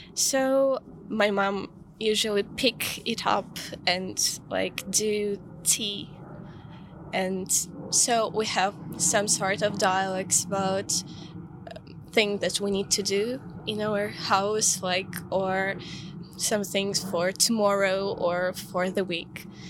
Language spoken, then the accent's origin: English; Kyiv, Ukraine; now in London, United Kingdom; I grew up in Kiev